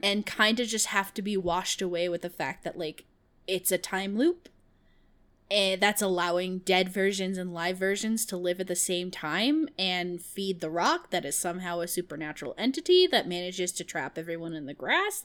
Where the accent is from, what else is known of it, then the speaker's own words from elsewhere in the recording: Kansas, United States; moved away; I lived in Kansas. I was born in Kansas